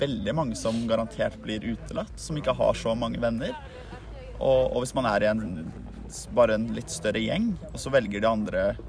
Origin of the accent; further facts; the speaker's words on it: Oslo, Norway; født og oppvokst i Oslo